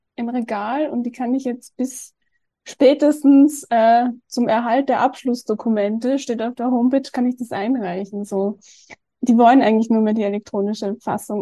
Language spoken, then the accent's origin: German; Austria; ich komme ja aus Österreich